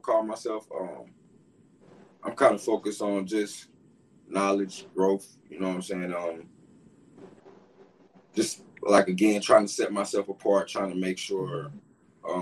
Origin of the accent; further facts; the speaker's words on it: Durham, North Carolina, United States; I'm from Durham, North Carolina